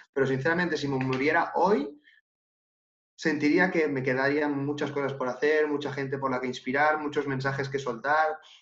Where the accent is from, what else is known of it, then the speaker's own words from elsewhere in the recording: Catalonia, Spain; Yo soy de Cataluña